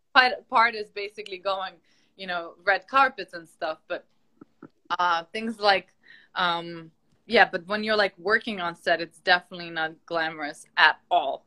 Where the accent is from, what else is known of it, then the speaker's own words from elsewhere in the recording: Ukraine; moved away; I'm from Ukraine